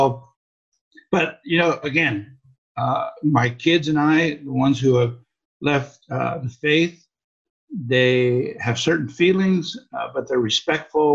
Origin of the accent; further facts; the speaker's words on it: Los Angeles, California, United States; also born or lived in Hawaii; I was born in Hawaii and raised in Southern California in the South Bay area of Los Angeles